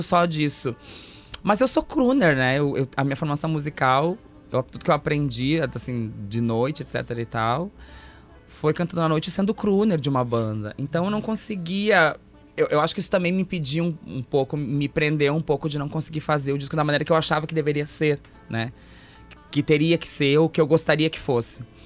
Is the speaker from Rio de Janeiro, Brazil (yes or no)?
no; Santo Ângelo, Rio Grande do Sul, Brazil; moved away as an adult; now in Porto Alegre, Brazil; sou de Santo Ângelo.